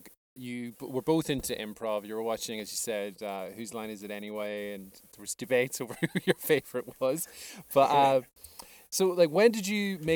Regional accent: Ireland; we're both Irish improvisers

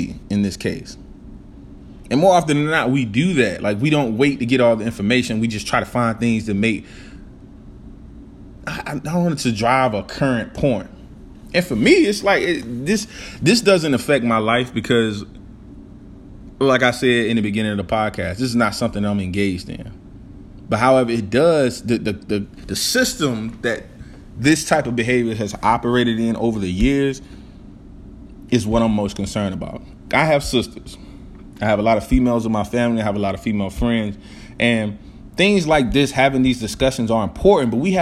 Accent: the South, United States; I'm from the South, and we're from the country

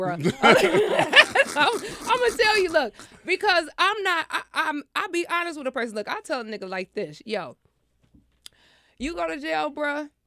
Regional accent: New York, United States; I'm from New York. Okay. We say ma.

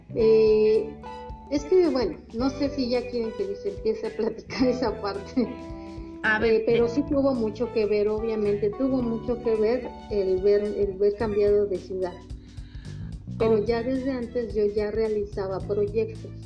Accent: Mexico City, Mexico; moved away as an adult; now in Veracruz, Mexico; Soy originaria de la Ciudad de México.

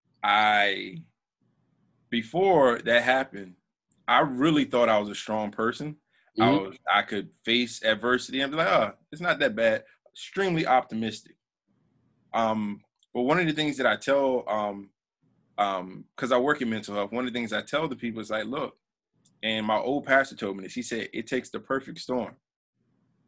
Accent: South Florida, United States; I grew up in South Florida

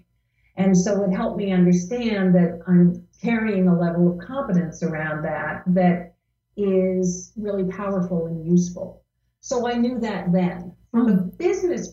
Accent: New Jersey, United States; I grew up in New Jersey

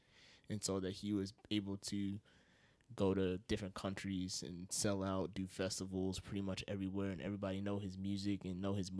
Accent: Yonkers, New York, United States; I'm from Yonkers. So is Danny. Mm-hmm. And we've lived here pretty much our whole lives

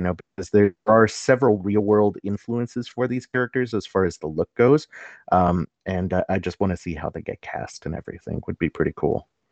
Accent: Los Angeles, California, United States; I come from the San Fernando Valley, home of the Valley Girl

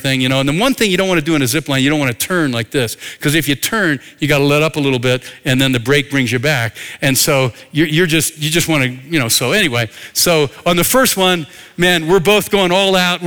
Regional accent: north of Philadelphia, Pennsylvania, United States; moved away; I grew up in Pennsylvania, north of Philadelphia

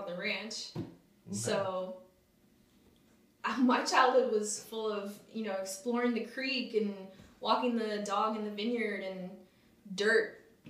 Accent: Napa, California, United States; Growing up in Napa in the 90s was also probably an experience you'll never see again. But we grew up, you know, I went to Carneros Elementary.

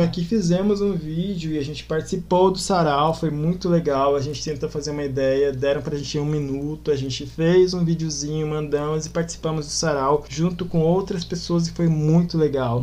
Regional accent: Campo Grande, Mato Grosso do Sul, Brazil; eu também que já moro aqui, sou daqui de Campo Grande

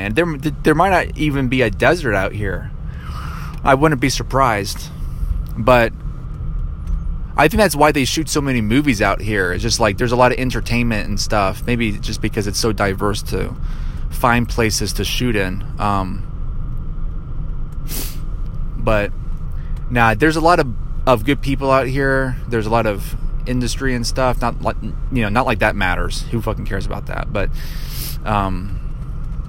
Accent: Georgia, United States; moved away as an adult; now in Colorado, United States; I'm from Georgia, but I'm living in Colorado

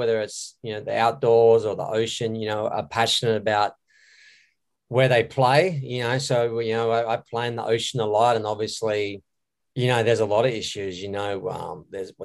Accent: Australia; now in Hawaii, United States; I'm originally from Australia. I now live in Hawaii on the North Shore.

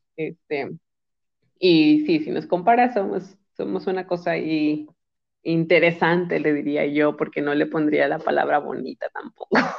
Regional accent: Monterrey, Nuevo León, Mexico; somos una ciudad peculiar

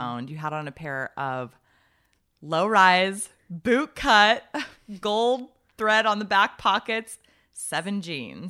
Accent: Arizona, United States; moved away as an adult; I was from Arizona

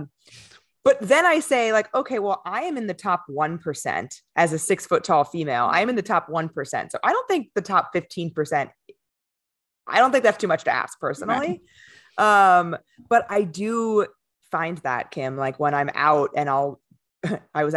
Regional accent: California, United States; moved away as an adult; now in New York City, United States; I'm from California originally

